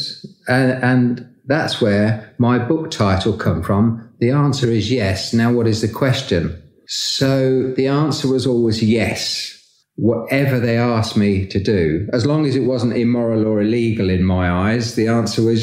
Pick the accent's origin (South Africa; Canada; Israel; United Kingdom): United Kingdom; Peterborough, East of England; I grew up in Peterborough